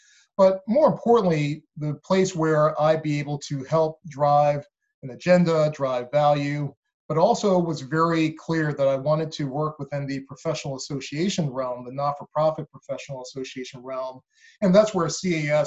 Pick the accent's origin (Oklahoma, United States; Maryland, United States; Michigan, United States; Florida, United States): Maryland, United States; Baltimore; also born or lived in Philadelphia / New York; I grew up in Baltimore. That's where I live now and been here for many years